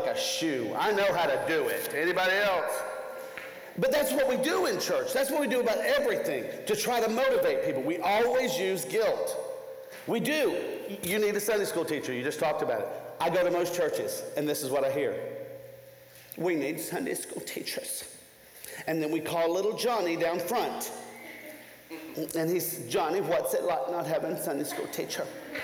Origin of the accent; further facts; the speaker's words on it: Nashville, Tennessee, United States; I come from Nashville, Tennessee